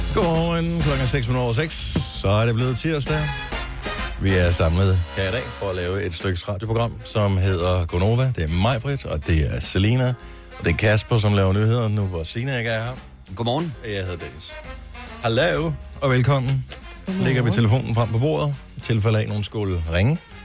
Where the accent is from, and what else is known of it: Funen, Southern Denmark, Denmark